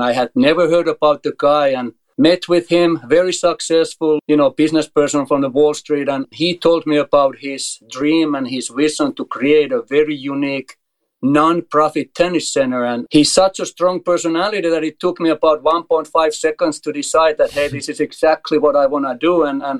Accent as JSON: {"language": "English", "country": "Finland", "tie": "born or raised there", "also_born_or_lived": "Germany / Tennessee, United States", "second_language": "English", "moved": "as an adult", "lives_now": "United States", "said": "I'm originally from Finland. I was always a top 10 junior player and top 10 senior player in Finland, and then moved to Germany"}